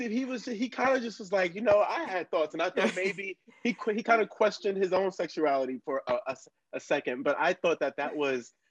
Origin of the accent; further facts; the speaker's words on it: Buckingham County, Central Virginia, United States; also born or lived in Bronx, New York; now in New York City, United States; I was born in the Bronx, raised in Virginia, small small county called Buckingham in Central Virginia, nearest to Charlottesville. That's where people most um, are familiar with. And um, I live in New York. I live in Harlem.